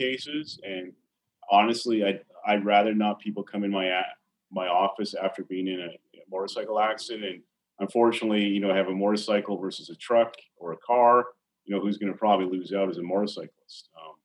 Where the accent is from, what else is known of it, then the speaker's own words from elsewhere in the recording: Alberta, Canada; as a young boy growing up in Alberta